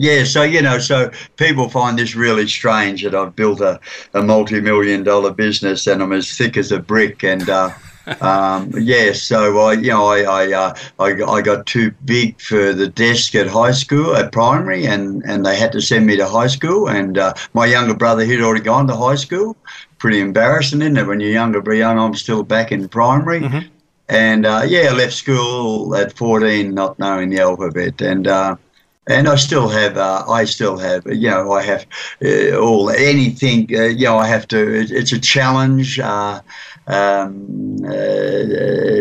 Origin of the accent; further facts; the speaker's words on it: Australia; also born or lived in Arnhem Land; We lived on the Murray River